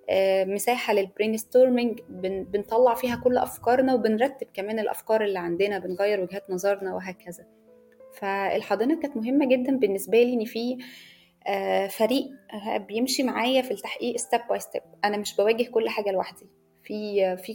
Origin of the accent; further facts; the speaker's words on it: Egypt; انا صحفيه مصريه